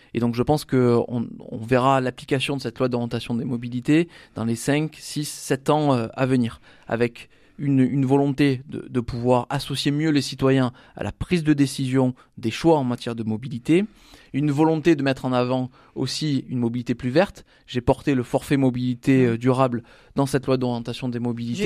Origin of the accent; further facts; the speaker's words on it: Salon-de-Provence, Provence-Alpes-Côte d'Azur, France; je suis de Salon de Provence